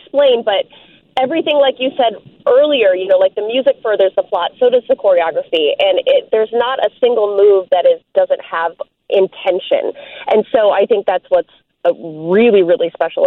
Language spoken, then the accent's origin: English; Chicago, Illinois, United States; I'm coming from Lakeview, so I'm in the hood. I'm a Chicago local.